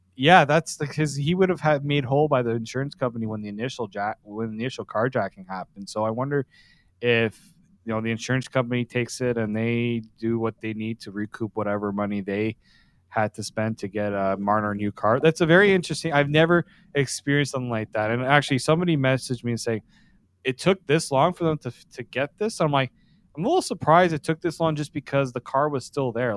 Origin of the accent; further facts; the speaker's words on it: Toronto, Ontario, Canada; I'm from Etobicoke